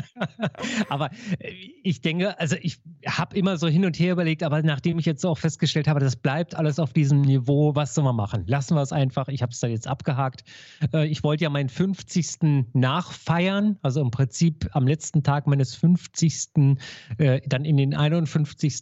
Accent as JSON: {"language": "German", "region": "Berlin", "country": "Germany", "said": "als Berliner"}